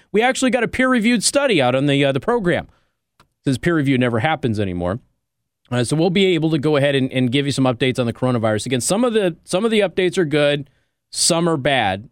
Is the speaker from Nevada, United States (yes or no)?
yes; Nevada, United States; That is my home state